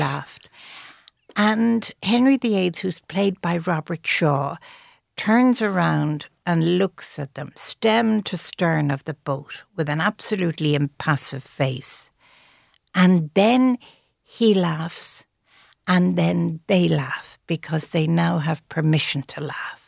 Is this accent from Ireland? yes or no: yes; Ireland